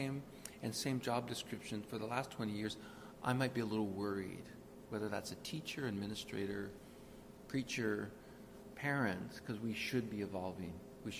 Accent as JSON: {"language": "English", "country": "Canada", "also_born_or_lived": "Rosemont, Montreal", "lives_now": "Verdun, Canada", "said": "I'm Canadian. I'm not even a monarchist."}